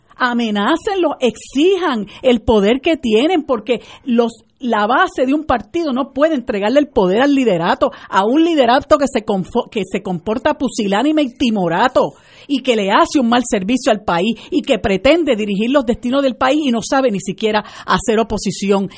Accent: Puerto Rico; nosotros somos todos puertorriqueños y este es el único país que tenemos

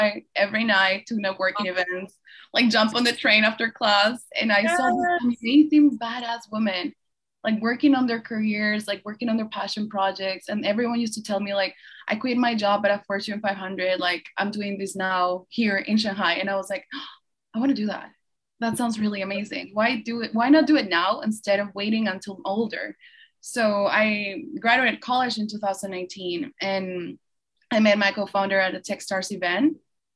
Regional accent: Peru; now in United States; I'm born and raised in Peru.

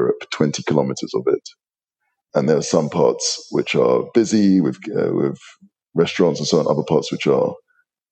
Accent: London, United Kingdom; moved away; my background is I'm a Londoner. I was born to hardworking, working class Nigerian parents. I was actually conceived in Nigeria, born in the UK. So I sort of made it, my mother made it to Heathrow Airport, and I sort of combat rolled down the stairs into London. And I grew up most of my life there.

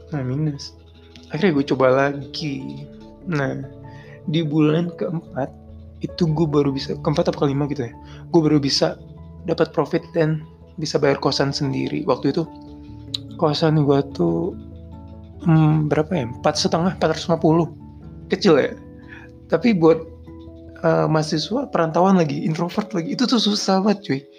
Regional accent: Indramayu, West Java, Indonesia; moved away as an adult; now in Jakarta, Indonesia; Gue ngerantau. Jadi gue dari Indramayu merantau ke Jakarta dan menurut gue itu pertama kali gue ke Jakarta

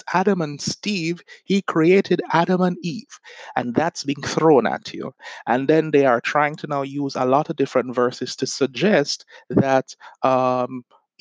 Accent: Jamaica; now in United States; I'm from Jamaica. I'm now living in the US, but I was raised in a society that is a product of colonialism.

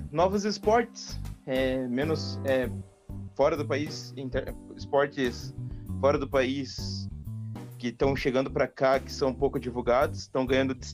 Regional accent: Paraná, Brazil; sou aqui do, do Paraná também, coincidentemente.

